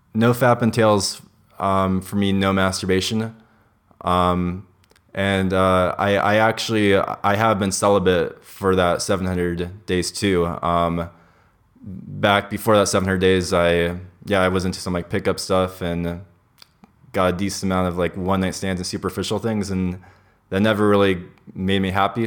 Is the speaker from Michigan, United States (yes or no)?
no; Los Angeles, California, United States; I grew up in, in L A. That's where I was born and raised